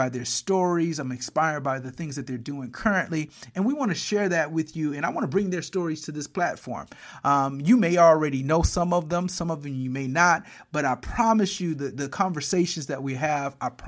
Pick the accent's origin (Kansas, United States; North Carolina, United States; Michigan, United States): Michigan, United States; Flint; my hometown of Flint